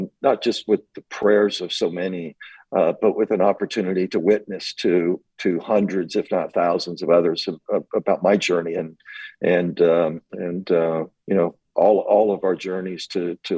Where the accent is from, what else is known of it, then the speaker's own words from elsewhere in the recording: Montgomery, Alabama, United States; moved away; I grew up in Montgomery and went down to a church near where I grew up.